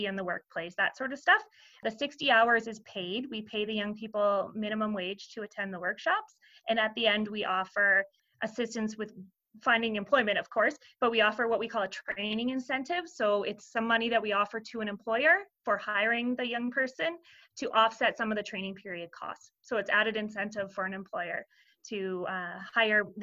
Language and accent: English; Perth County, Ontario, Canada; I am born and raised in Perth County